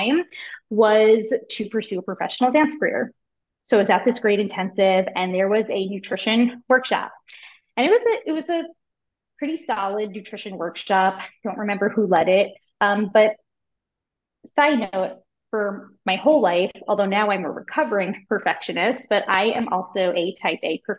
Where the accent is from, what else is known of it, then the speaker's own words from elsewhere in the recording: Long Island, New York, United States; I'm from Long Island